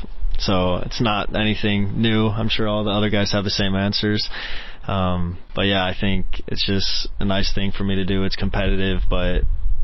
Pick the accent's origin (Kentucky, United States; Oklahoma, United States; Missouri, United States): Missouri, United States; O'Fallon; moved away as an adult; now in Norwich, United Kingdom; my hometown is O'Fallon, but I tell everybody St. Louis because that's, you know, the biggest city there.